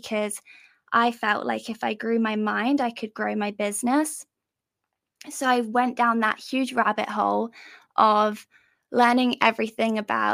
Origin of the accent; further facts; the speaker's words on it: England, United Kingdom; I'm from England. Maybe you can tell by my accent.